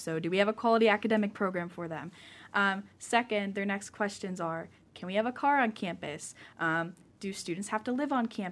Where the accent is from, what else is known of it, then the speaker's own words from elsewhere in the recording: Pittsburgh, Pennsylvania, United States; moved away as an adult; now in Akron, United States; Yeah, so I am from Pittsburgh, Pennsylvania, so it's a couple hours away